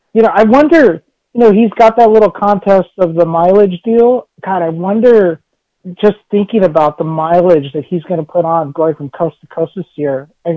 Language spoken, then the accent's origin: English; Chicago, Illinois, United States; I was born in Chicago, Illinois, on the south side.